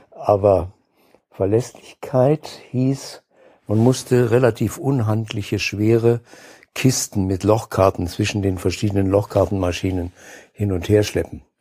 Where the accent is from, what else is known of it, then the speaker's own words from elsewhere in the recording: Saarbrücken, Saarland, Germany; ein paar Wochen davon machte ich bei äh, der Sparkasse meiner Heimatstadt Saarbrücken.